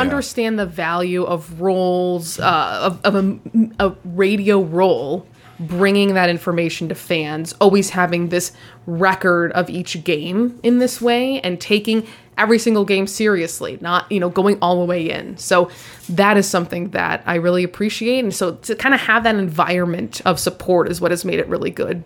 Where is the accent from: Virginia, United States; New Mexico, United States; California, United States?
California, United States; Los Angeles; moved away as an adult; also born or lived in Rochester, New York; I grew up in Los Angeles.